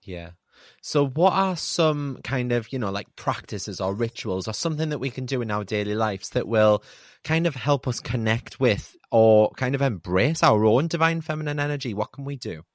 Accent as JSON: {"language": "English", "country": "United Kingdom", "said": "we're so British"}